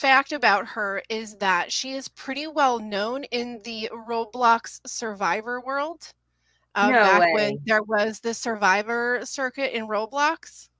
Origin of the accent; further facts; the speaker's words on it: Minnesota, United States; moved away as an adult; I grew up in Minnesota until I was an adult and moved